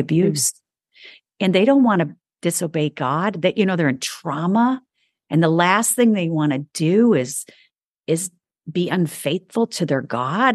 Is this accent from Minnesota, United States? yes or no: no; New York, United States; moved away; also born or lived in the South; I'm a New Yorker